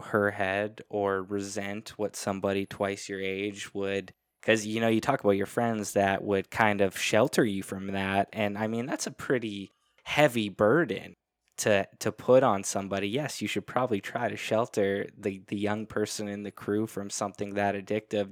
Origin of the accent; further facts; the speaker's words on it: Canada; I'm Canadian